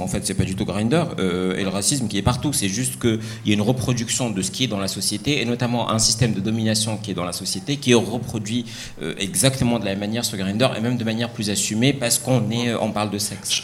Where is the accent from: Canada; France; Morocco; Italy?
Morocco; moved away; je viens du Maroc, j'ai grandi au Maroc